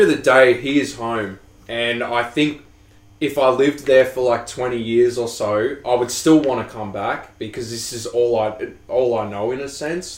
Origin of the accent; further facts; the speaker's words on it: Australia; I'm Australian.